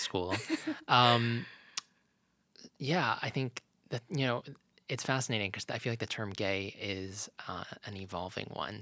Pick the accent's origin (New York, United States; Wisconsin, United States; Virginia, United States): Virginia, United States; Lynchburg; when we moved as a family from Virginia Beach to Lynchburg, Virginia, that not only was a big move for me